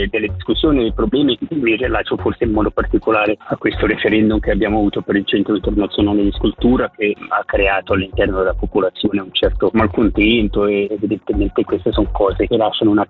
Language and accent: Italian; Lavizzara, Ticino, Switzerland; del mio paese dove sono nato e cresciuto